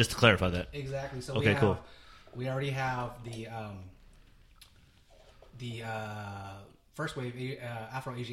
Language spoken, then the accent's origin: English; Philippines; four waves of settlers that came onto the islands that made the Philippines who we are